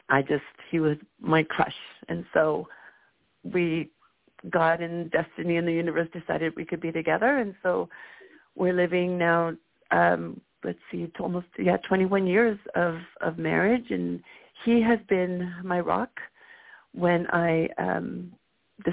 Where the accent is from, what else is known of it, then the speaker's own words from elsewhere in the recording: Guatemala; now in Bay Area, United States; I'm also from Guatemala